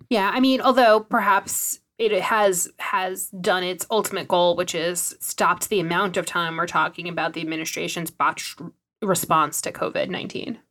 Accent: New York City, New York, United States; I grew up in New York City

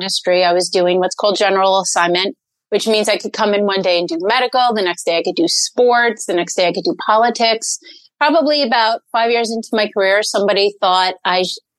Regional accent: New City, New York, United States; I grew up in New City, New York, which is in Rockland County, New York.

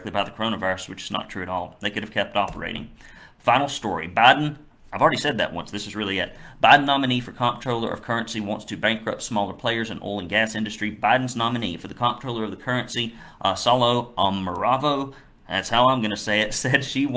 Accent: the South, United States; accent: Southern; my Southern accent

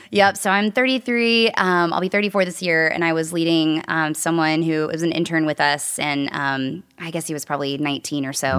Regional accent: Nashville, Tennessee, United States; also born or lived in New York City; I was born and raised in Nashville, Tennessee

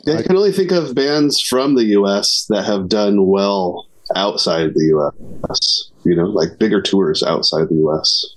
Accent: California, United States; moved away as an adult; also born or lived in Portland, Oregon; I grew up. I mostly lived in California, and uh, as an adult, started moving around

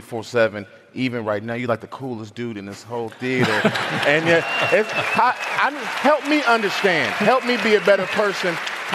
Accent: Chicago, Illinois, United States; growing up in Chicago

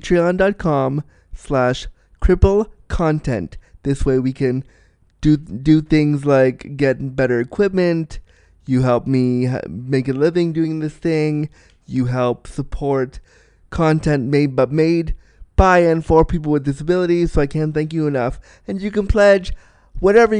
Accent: Canada; I love being Canadian

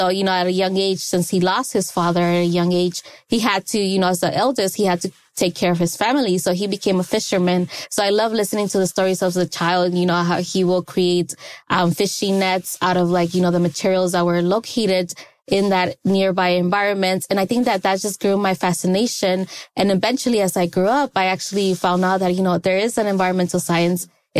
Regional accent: Los Angeles, California, United States; I was born in Los Angeles, California. So in South Central, that's where I grew up

